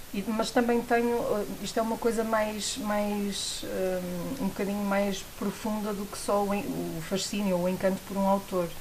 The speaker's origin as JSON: {"language": "Portuguese", "town": "Porto", "region": "Norte", "country": "Portugal", "said": "eu sou do Porto"}